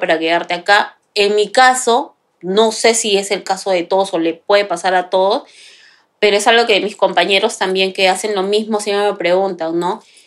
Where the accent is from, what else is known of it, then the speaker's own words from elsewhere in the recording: Lima, Peru; moved away as an adult; now in Madrid, Spain; De Perú. Exactamente, viví en Lima